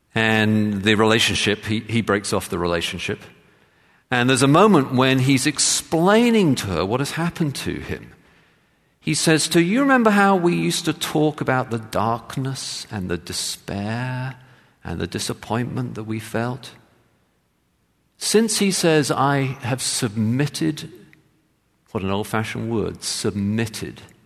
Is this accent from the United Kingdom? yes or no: yes; England, United Kingdom; I grew up in England as a, in the Church of England